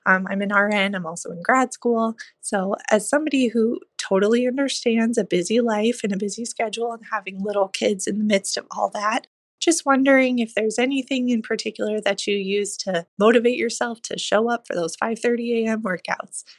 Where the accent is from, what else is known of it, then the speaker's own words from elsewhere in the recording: Indiana, United States; I'm originally from Indiana.